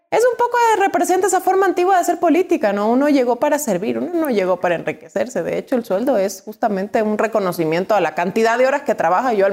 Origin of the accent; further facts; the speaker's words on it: Quito, Pichincha, Ecuador; born there; also born or lived in Guayaquil / Cuenca; Yo soy nacida en Quito, vivida en Guayaquil